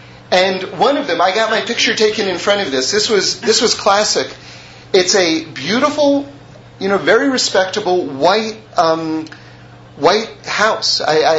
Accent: New York City, New York, United States; I'm from New York City

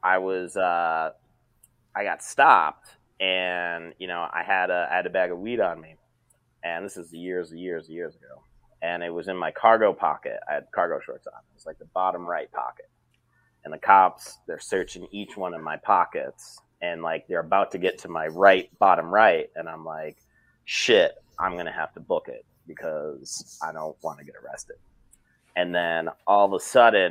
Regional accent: Binghamton, New York, United States; I grew up in upstate New York. So I grew up in Binghamton

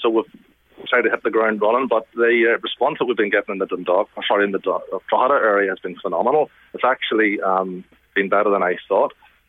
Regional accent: Armagh, Northern Ireland, United Kingdom; also born or lived in Belfast; I'm based work-wise in Belfast, but I'm from Armagh. I live in Armagh.

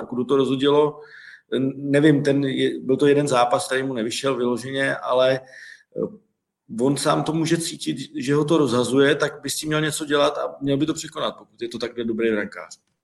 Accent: Hradec Králové, Hradec Králové Region, Czechia; jsem Hradečák

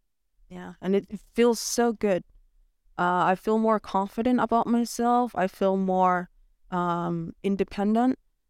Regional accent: Nunavik, Quebec, Canada; I'm happy that I was born and raised in Nunavik.

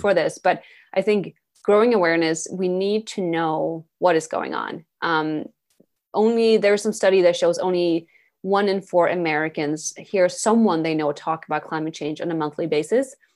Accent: Sweden; English is a second language; moved away as an adult; now in New York City, United States; I'm born and raised in Sweden. I grew up there.

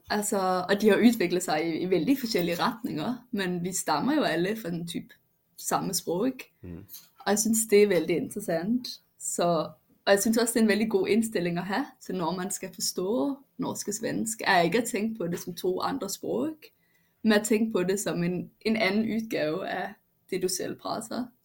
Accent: Denmark; first language Danish; Swedish is a second language; när jag är hemma i Danmark så, så hörs jag ut som en som inte eh, har dansk som modersmål

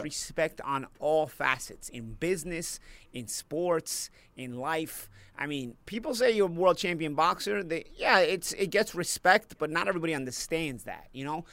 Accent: New York City, New York, United States; I'm from Brooklyn

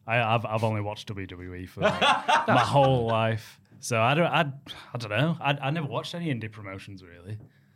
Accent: Pontefract, Yorkshire and the Humber, United Kingdom; I'm from Pontefract.

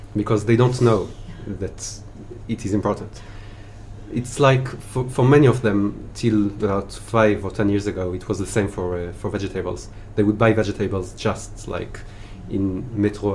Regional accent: Israel; moved away as an adult; now in Paris, France; I was born and raised in Israel

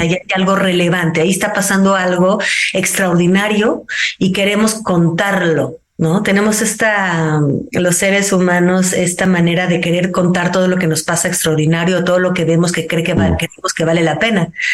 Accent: Mexico; una mexicana que pues también está fuera de su cotidiano

